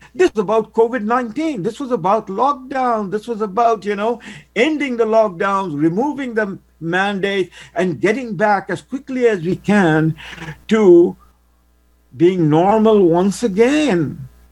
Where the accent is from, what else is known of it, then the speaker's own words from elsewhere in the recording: Canada; I am a Canadian, a brown Muslim